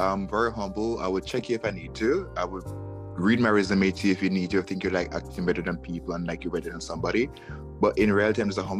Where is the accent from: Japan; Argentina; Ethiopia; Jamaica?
Jamaica; also born or lived in Kingston, Jamaica / Miami, United States; now in New York, United States; I'm literally a country boy from Jamaica. I'm literally from the country. I was born in Kingston, as which everybody else born in Kingston, because that's where everybody went to go give birth. I grew up in Kingston until I was five or four years old.